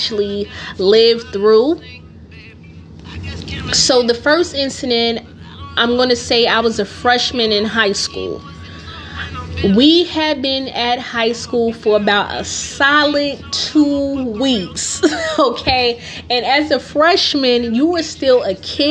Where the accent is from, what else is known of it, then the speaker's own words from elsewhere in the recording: Newark, New Jersey, United States; I grew up in Newark